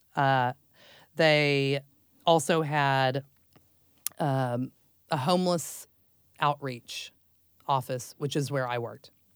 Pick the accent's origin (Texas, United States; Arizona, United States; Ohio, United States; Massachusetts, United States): Texas, United States; Dallas; I grew up in Texas and Dallas um, from a very large family.